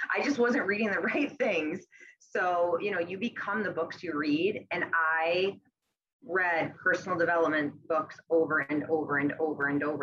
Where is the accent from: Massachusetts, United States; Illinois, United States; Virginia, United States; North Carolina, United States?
Massachusetts, United States; moved away as an adult; now in Westerly, United States; I'm originally from Massachusetts, but I've been in Westerly, Rhode Island for the past seven years.